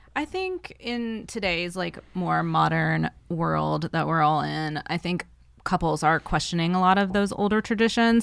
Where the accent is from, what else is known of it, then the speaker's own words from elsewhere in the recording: the South, United States; growing up in the South where I did